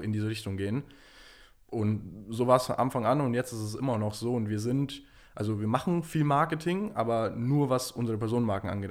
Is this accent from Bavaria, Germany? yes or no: yes; Munich, Bavaria, Germany; also born or lived in New York; ich komme ursprünglich aus München